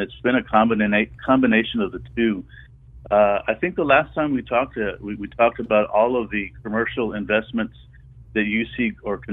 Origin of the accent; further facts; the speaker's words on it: Weslaco, Texas, United States; I'm from the Mid-Valley, I'm from Wessico